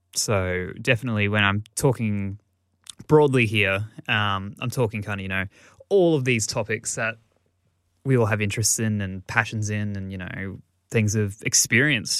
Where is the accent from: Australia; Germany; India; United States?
Australia; I, as an Australian